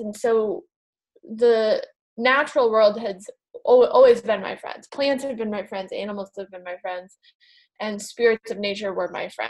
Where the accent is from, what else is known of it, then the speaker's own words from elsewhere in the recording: New England, United States; I grew up in New England in the United States